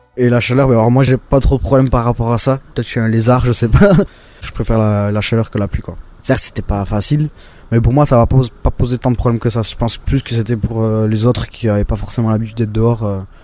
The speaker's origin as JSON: {"language": "French", "town": "Hasparren", "region": "Nouvelle-Aquitaine", "country": "France", "tie": "born or raised there", "said": "je suis d'Asparien, natif d'Asparin et euh, je vis toujours à Asparin."}